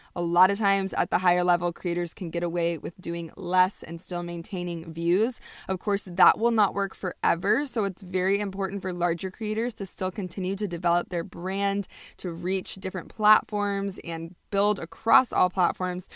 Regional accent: United States; also born or lived in Indonesia; as a white person growing up in America. Actually, I did grow up partially in Indonesia

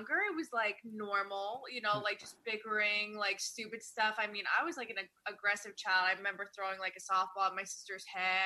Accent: Poughkeepsie, New York, United States; moved away as an adult; I was raised Poughkeepsie until I was like 20 years old

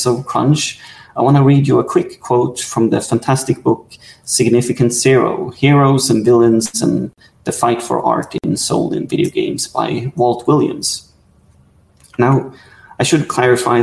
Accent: Sweden; I'm from Sweden

